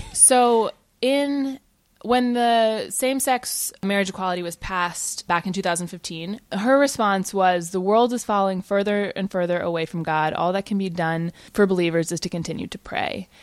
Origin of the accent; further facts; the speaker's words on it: Virginia, United States; I grew up in Virginia